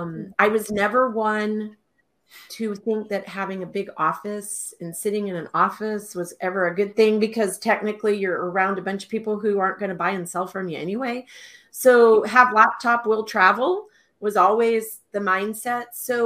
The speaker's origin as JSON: {"language": "English", "region": "Texas", "country": "United States", "also_born_or_lived": "Alaska / Tucson, Arizona", "moved": "as an adult", "said": "I am originally from Texas, and I moved to Alaska, 38 years ago, and found myself as a single mother all of a sudden with two little kids under the age of three. So I actually moved myself down to Tucson, Arizona"}